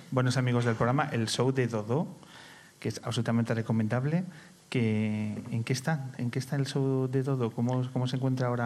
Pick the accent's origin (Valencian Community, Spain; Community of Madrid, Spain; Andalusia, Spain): Community of Madrid, Spain; Madrid; moved away as an adult; now in Galapagar, Spain